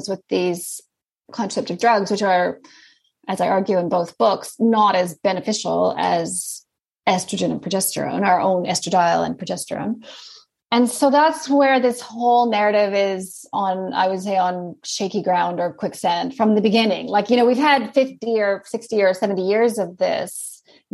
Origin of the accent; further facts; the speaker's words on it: Canada; accent: Canadian; also born or lived in Sydney, Australia; now in Christchurch, New Zealand; As you can probably hear, I have a Canadian accent. So I'm from Canada, but then I lived in Sydney for about 15 years